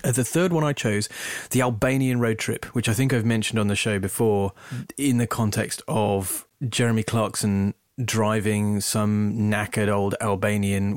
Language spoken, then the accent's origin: English; England, United Kingdom; I'm English, not American